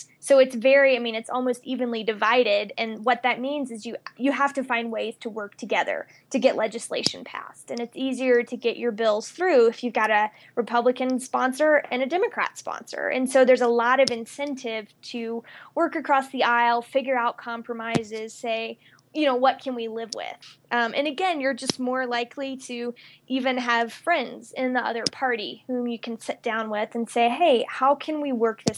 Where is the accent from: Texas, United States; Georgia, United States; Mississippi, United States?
Mississippi, United States; moved away as an adult; also born or lived in California / Washington, D.C. / Colorado Springs; now in Colorado, United States; I am originally from Mississippi. And I first left when I went to college in California